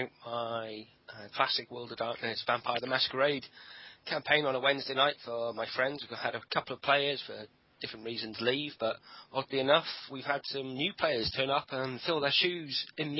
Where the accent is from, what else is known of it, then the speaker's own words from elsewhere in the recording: Wales, United Kingdom; I'm Welsh through and through.